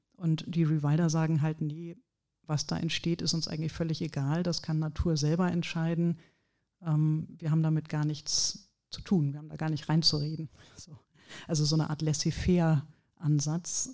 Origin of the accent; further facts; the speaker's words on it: Ratingen, North Rhine-Westphalia, Germany; moved away; ich komme hier auch aus der Gegend, Ratingen bei Düsseldorf